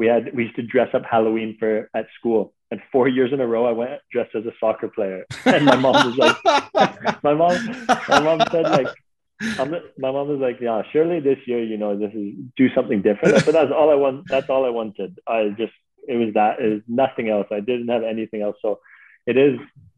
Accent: Canada; listen, I came over from Canada with this like naive mentality of how like that's such a pure game.

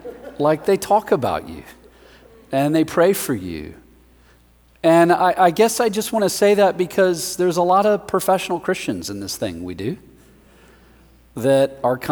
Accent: Denver, Colorado, United States; I am from Denver, Colorado.

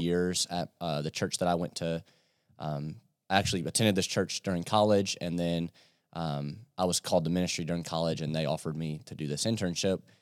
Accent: Yorktown, Virginia, United States; moved away as an adult; now in London, Kentucky, United States; I'm from Yorktown, Virginia

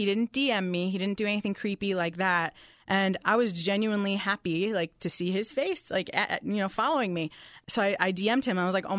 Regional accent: New York, United States; All he knew about me was … I'm a songwriter and I'm originally from New York.

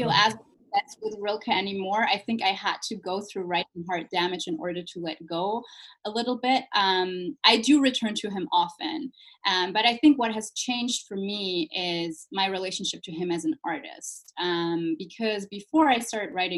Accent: Germany; I was born and raised in Germany

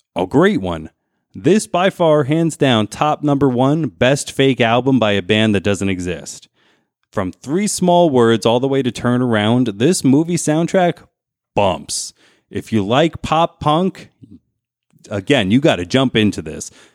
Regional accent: New Jersey, United States; moved away; I came from New Jersey.

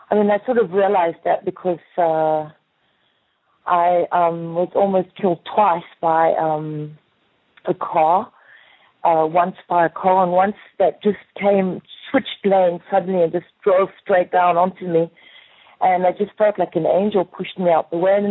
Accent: South Africa; moved away as an adult; when I arrived in Paris, I came from South Africa as a model.

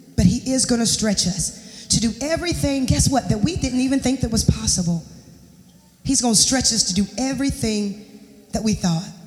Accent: Charlotte, North Carolina, United States; moved away; I'm gonna go back home. I'm from Charlotte. I'm gonna go back home. I'm gonna stay with my mom and my dad

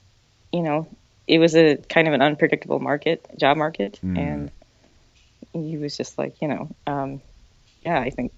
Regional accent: central Illinois, United States; moved away as an adult; also born or lived in Seoul, South Korea / Chicago; now in New York City, United States; I grew up in the Midwest in central Illinois, and I did move to Chicago a few years after college, and I was there for about 7 years, and then I just decided I wanted to live in New York

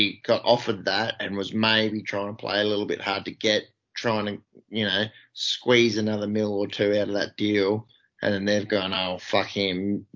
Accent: Australia; 30 something year old Australians

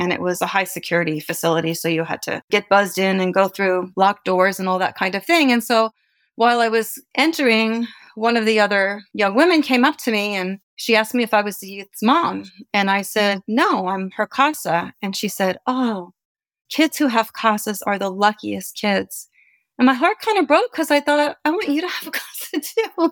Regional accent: East Coast, United States; now in California, United States; I'm originally from the East Coast, moved to California in 1984

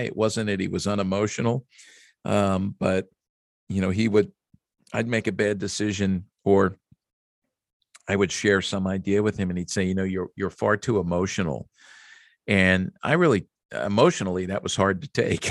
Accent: Jenkintown, Pennsylvania, United States; also born or lived in Upper Dublin, Pennsylvania; growing up in Philadelphia, just a rabid fan, especially the Phillies.

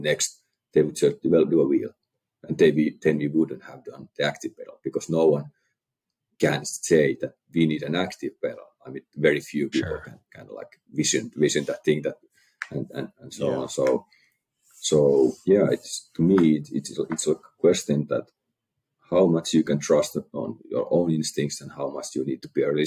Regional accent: Finland; we are from Finland

